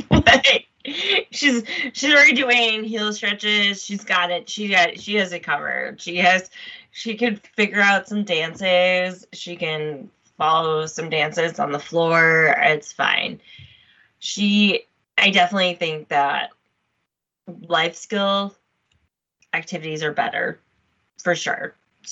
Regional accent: Chicago, Illinois, United States; I grew up in Chicago, and a diehard Cubs fan

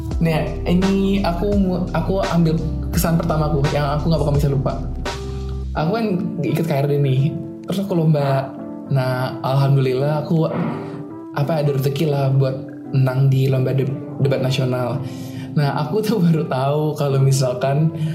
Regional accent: Jakarta, Indonesia; moved away as an adult; now in Semarang, Indonesia; aku kan asal Jakarta

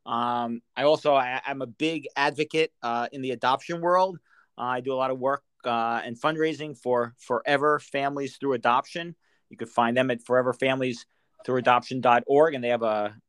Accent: New York, United States; I'm a New Yorker

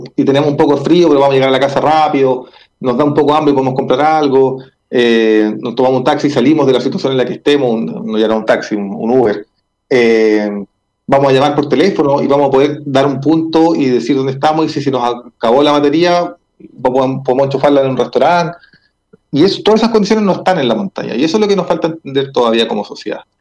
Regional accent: Chile; como sociedad chilena

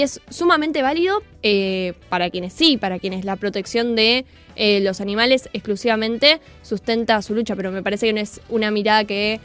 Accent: Argentina; como argentinos y como argentinas

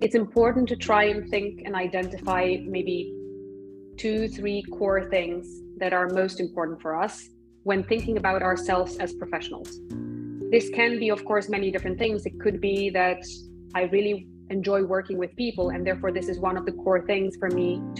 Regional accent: Poland; now in Brussels, Belgium; I'm from Poland. I've been living in Brussels for a number of years now, but originally I'm from

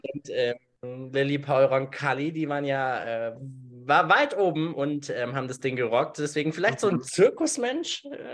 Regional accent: Germany; bei uns in Deutschland

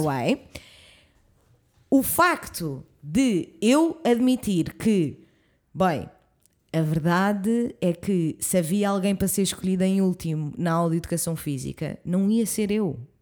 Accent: suburbs near Lisbon, Portugal; minha zona onde eu cresci

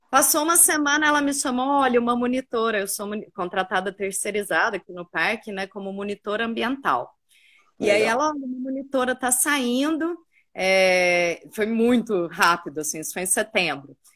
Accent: Cerrado, Brazil; born there; E trabalhei muito no Cerrado, porque eu nasci no Cerrado.

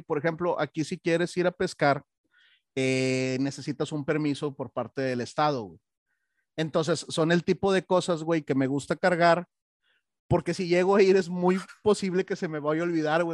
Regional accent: Monterrey, Nuevo León, Mexico; moved away; yo soy de Monterrey

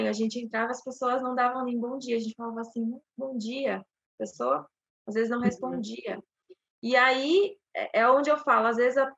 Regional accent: São Paulo, Brazil; now in Curitiba, Brazil; eu moro em Curitiba desde 2002. A gente é de São Paulo, interior

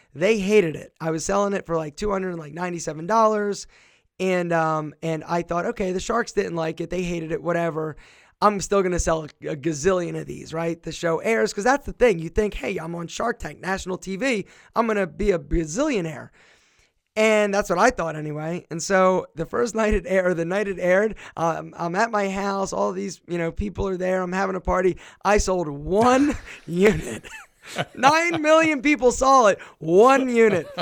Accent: Philadelphia, Pennsylvania, United States; now in Marietta, United States; my hometown is Philadelphia

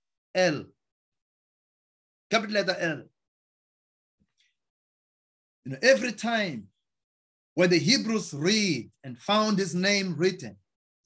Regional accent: South Africa; now in United States; I'm from South Africa

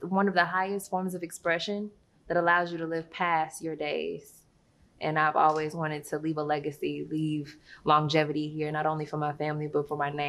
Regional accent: Arkansas, United States; born there; I haven't been able to exactly settle in one place and say that I'm from there, but I was born in Arkansas.

